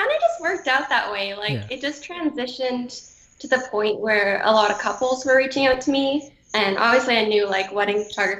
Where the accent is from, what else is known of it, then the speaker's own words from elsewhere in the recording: Canada; moved away as an adult; now in Atlanta, United States; So I'm actually from Canada